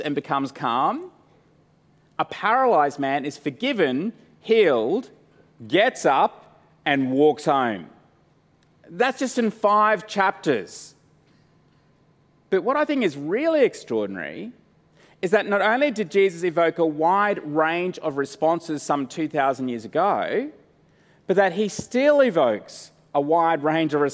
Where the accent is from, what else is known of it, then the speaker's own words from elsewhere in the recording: Brisbane, Queensland, Australia; Growing up in Brisbane